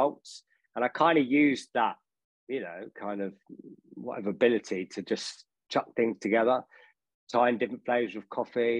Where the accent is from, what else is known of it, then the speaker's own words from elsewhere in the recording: Harrow, London, United Kingdom; I grew up in Northwest London in Harrow